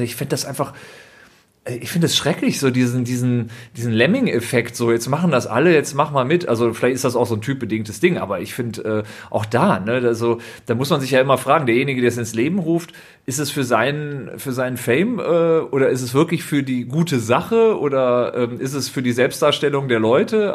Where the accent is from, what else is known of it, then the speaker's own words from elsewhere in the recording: Düsseldorf, North Rhine-Westphalia, Germany; ich bin ja gebürtiger Düsseldorfer